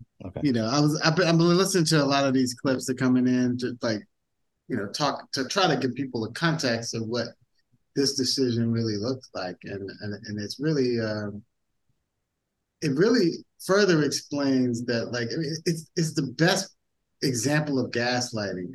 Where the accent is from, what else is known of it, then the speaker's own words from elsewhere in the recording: United States; I'm American as fuck